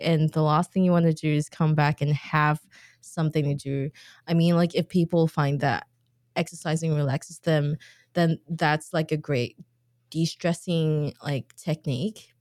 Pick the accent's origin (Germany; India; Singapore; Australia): Singapore; I grew up in Singapore